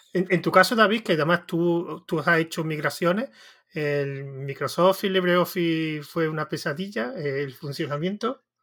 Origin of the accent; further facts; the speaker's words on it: Andalusia, Spain; yo soy de Andalucía